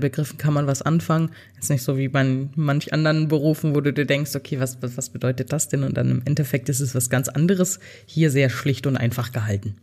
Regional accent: Germany; bei uns in Deutschland

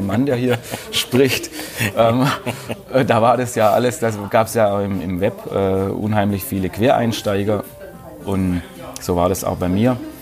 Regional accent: Bietigheim, Baden-Württemberg, Germany; bei uns in Bietigheim

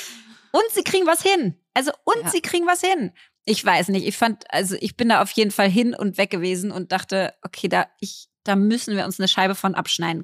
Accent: Berlin, Germany; als Berlinerin

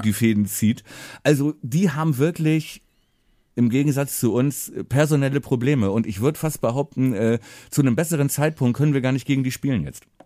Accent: Buchholz in der Nordheide, Lower Saxony, Germany; Buchholz, Buchholz in der Nordheide, wo äh, ich auch äh, dann äh, ja aufgewachsen bin.

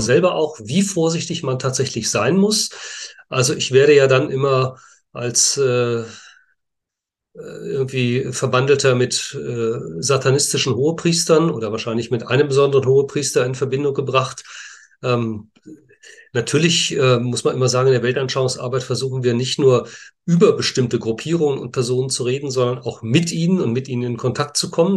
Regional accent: Münster, North Rhine-Westphalia, Germany; ich auch gebürtiger Münsteraner bin

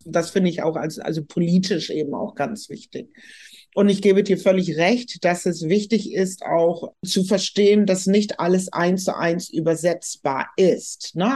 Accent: Germany; uns als Deutsche als Teil der Diaspora zu verstehen

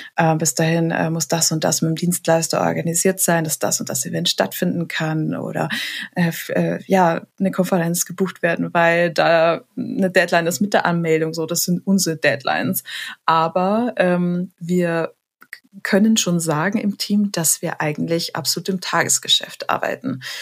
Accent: Munich, Bavaria, Germany; also born or lived in Lake Starnberg; geboren am Stamberger See. Ja. Und ähm, echte, waschechte Münchnerin

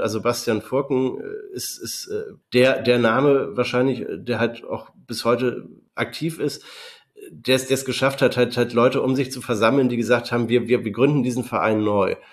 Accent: Delmenhorst, Lower Saxony, Germany; Ich bin wie Timo auch in Delmhorst geboren worden und äh, mehr oder weniger auch in der Stadt aufgewachsen

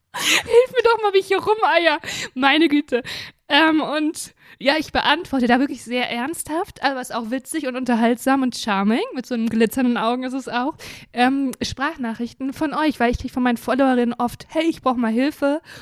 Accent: Germany; ich lebe ja in Deutschland und bin Deutsche

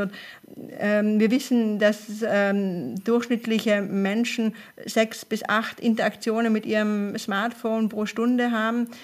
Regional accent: Tyrol, Austria; ich komme aus Tirol ursprünglich

